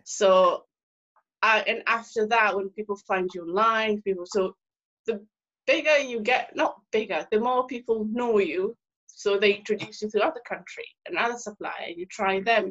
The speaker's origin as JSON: {"language": "English", "country": "Tanzania", "moved": "yes", "said": "I am from East Africa, Tanzania originally"}